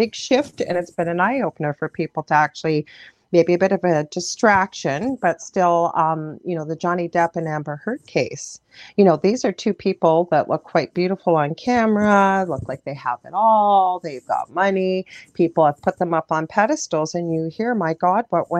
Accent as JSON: {"language": "English", "country": "Canada", "said": "I'm a Canadian clairvoyant"}